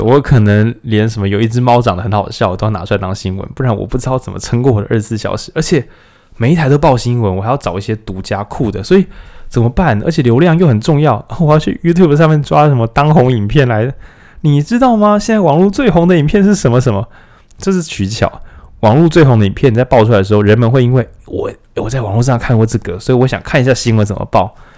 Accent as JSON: {"language": "Chinese", "country": "Taiwan", "said": "我们台湾人"}